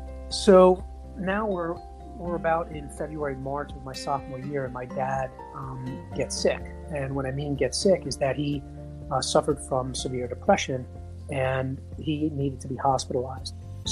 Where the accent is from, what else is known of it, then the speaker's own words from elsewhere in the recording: New York City, New York, United States; where I grew up in Queens, you went to junior high school from 7th, 8th, and 9th grade.